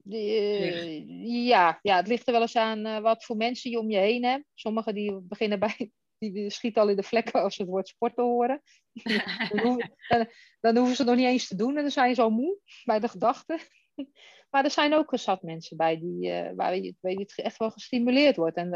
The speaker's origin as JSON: {"language": "Dutch", "town": "Den Helder", "region": "North Holland", "country": "Netherlands", "tie": "born or raised there", "moved": "yes", "lives_now": "Westerland, Netherlands", "said": "Ik ben 47 jaar. Ik ben geboren getogen in Den Helder, maar ik woon nu in de Haukens, het Westerland, vlakbij Hippolytushoef."}